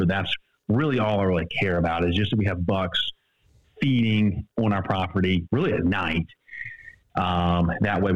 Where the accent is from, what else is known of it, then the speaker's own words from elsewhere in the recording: Savannah, Georgia, United States; I'm from Savannah, Georgia, and I'm in real estate